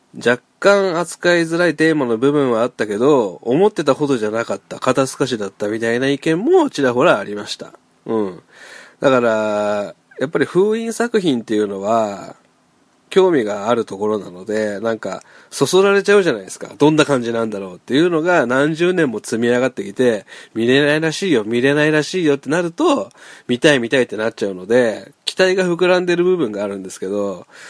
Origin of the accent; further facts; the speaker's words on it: Hiroshima, Japan; 僕、広島出身なんですけど